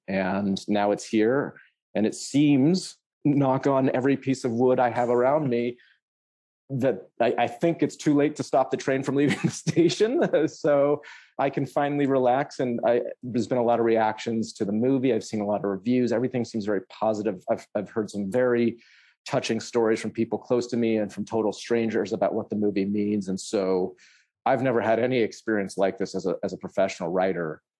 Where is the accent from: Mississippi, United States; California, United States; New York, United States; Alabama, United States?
California, United States; Berkeley; I'm from the Bay Area, I'm from near Berkeley